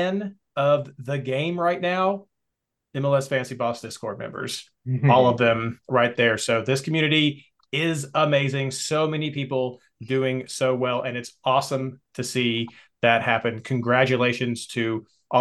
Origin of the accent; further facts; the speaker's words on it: Kentucky, United States; I'm from Kentucky.